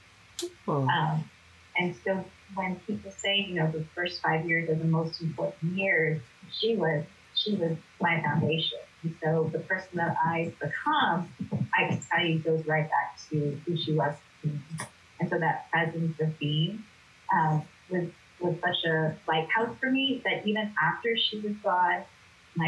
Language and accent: English; Los Angeles, California, United States; I grew up here in Los Angeles